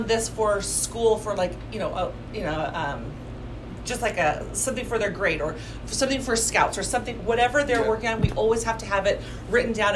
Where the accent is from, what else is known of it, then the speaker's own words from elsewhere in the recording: Santa Barbara, California, United States; moved away as an adult; also born or lived in Arizona; now in Salt Lake City, United States; I was born and raised in Santa Barbara